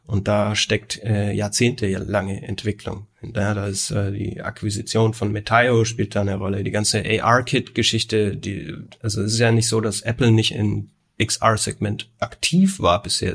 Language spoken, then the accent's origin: German; Nuremberg, Bavaria, Germany; wir kommen ja aus Nürnberg oder Umgebung